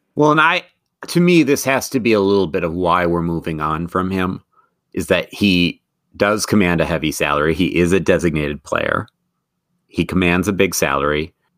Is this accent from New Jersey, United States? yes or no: no; Madison, Wisconsin, United States; Madison is my hometown.